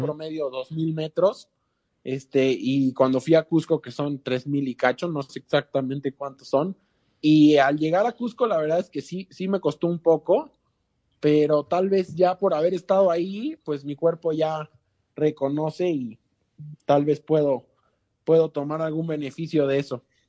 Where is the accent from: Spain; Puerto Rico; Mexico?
Mexico; puedo ser más mexicano que peruano porque aquí nací